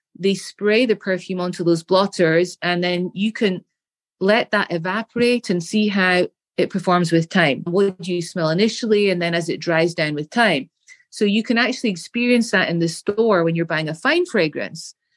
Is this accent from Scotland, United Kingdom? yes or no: yes; Scotland, United Kingdom; As a little girl, growing up in Scotland, in the United Kingdom, we have very nice gardens with beautiful flowers